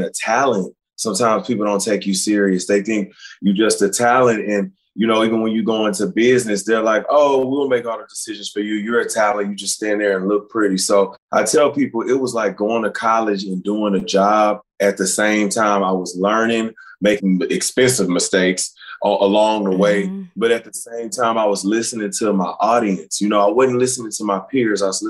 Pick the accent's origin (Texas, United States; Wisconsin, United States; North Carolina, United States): Texas, United States; Beaumont; I grew up in Beaumont, Texas, not far from Houston